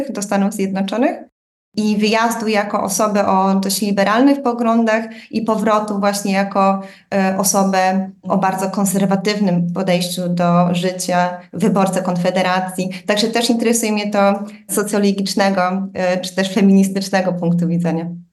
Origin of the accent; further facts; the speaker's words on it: Łomża, Podlaskie Voivodeship, Poland; now in Berlin, Germany; chodząc do e, szkoły podstawowej w Łomży na Podlasiu